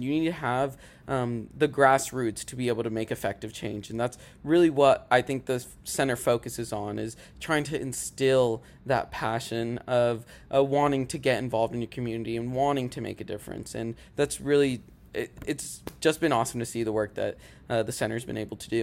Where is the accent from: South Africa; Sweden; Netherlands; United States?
United States; Rogers, Arkansas; moved away as an adult; now in Conway, United States; I'm from Rogers, Arkansas